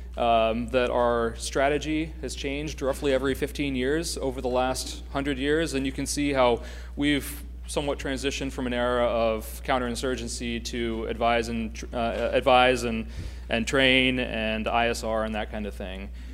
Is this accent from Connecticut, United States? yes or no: no; Pennsylvania, United States; my home state of Pennsylvania